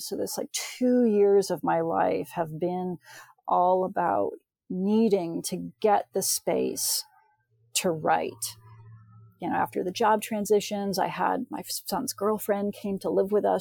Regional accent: United States; I'm from the States

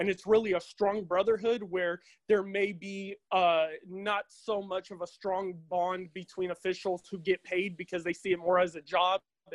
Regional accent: Stockton, California, United States; I'm from Stockton, California

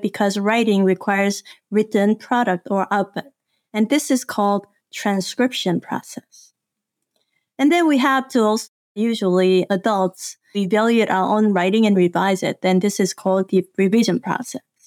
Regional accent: South Korea; moved away; I grew up in South Korea in a very remote village

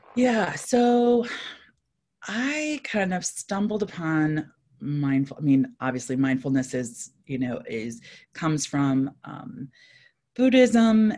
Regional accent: East Coast, United States; now in Saint Louis, United States; I live in Saint Louis, Missouri. I grew up on the East Coast.

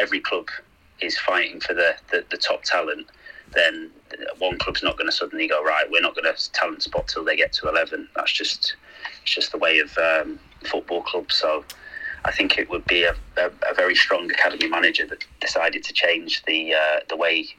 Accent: Manchester, North West England, United Kingdom; also born or lived in Sheffield; Well, I was born in Sheffield, but I moved not long after that to Manchester. So I've grown up around those areas most of my life

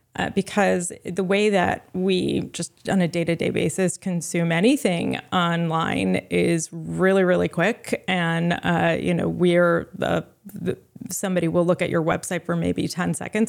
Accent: Rhode Island, United States; also born or lived in Providence, Rhode Island; I'm from Rhode Island. Um, I grew up in a beach town with 12,000 residents in the winter

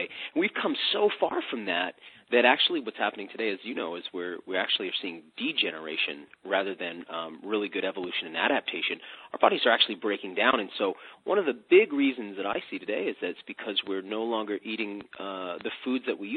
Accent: United States; as an American, as an extremist, as a boy growing up at that time in American history

